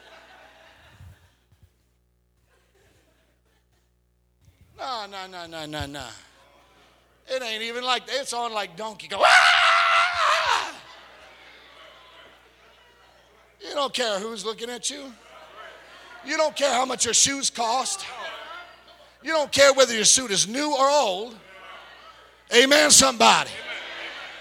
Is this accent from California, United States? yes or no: yes; California, United States; I'm from California